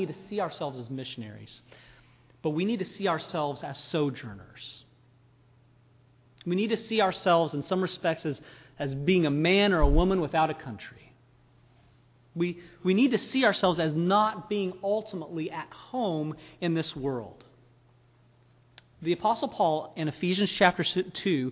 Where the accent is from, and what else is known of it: United States